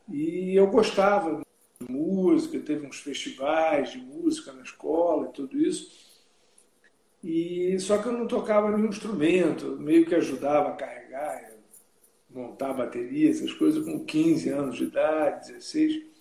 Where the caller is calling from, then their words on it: Rio de Janeiro, Brazil; Do Rio de Janeiro.